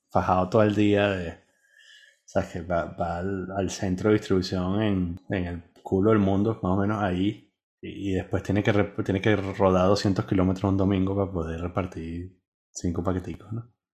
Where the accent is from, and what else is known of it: Venezuela; born or raised there; moved away